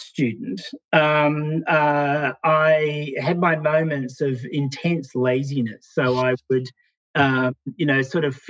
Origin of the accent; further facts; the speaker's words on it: Canberra, Australian Capital Territory, Australia; also born or lived in Sydney; Yeah, I mean, I was born in Sydney, but my father worked for NASA, of all things. And so we moved around Australia a lot when I was a kid, as he built his career within NASA. We ended up in Canberra, which is the capital